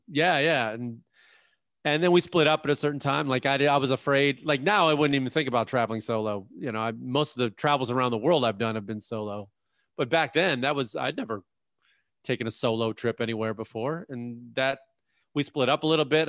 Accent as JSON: {"language": "English", "town": "Chicago", "region": "Illinois", "country": "United States", "tie": "born or raised there", "said": "I grew up in Chicago"}